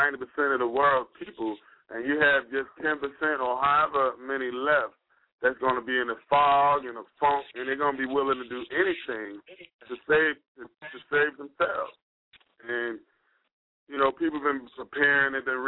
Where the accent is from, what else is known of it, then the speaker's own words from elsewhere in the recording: Jersey City, New Jersey, United States; now in High Point, United States; I'm born and raised in Jersey City, New Jersey, currently domiciled or residing in High Point, North Carolina